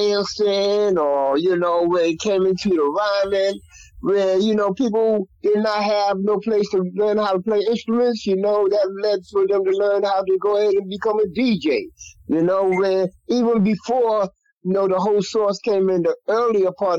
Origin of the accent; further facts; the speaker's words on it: New York City, New York, United States; I grew up in Colonial Projects